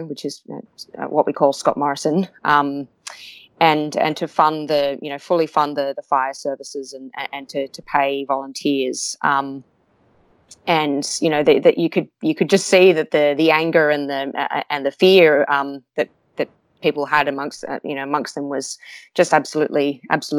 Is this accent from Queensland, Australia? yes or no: no; Newcastle, New South Wales, Australia; in my hometown of Newcastle, which is near the one of the biggest coal mining regions